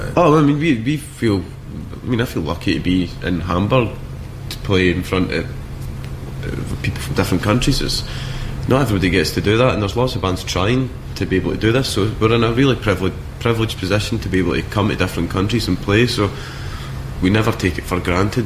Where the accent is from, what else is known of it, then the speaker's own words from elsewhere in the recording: Scotland, United Kingdom; I'm from Scotland